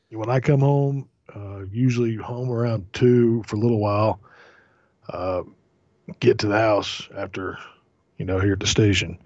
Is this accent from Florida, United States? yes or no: yes; Florida, United States; growing up in Florida, my aunt and uncle, they had a couple of mango trees in the backyard